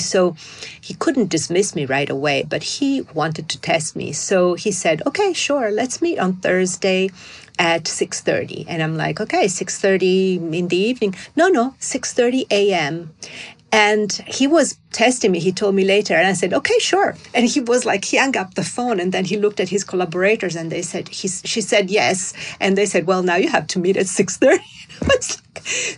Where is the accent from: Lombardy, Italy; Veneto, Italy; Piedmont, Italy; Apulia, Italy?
Lombardy, Italy; Milan; now in New York, United States; I'm from Milan. I look like a Milanese.